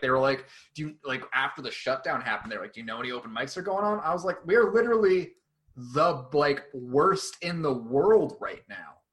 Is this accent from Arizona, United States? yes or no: yes; Glendale, Arizona, United States; now in Tucson, United States; I grew up in the West Valley. I grew up in Glendale.